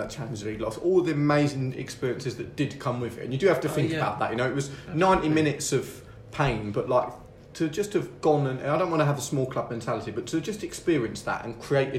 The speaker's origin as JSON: {"language": "English", "region": "England", "country": "United Kingdom", "said": "I'm not Welsh. I'm English."}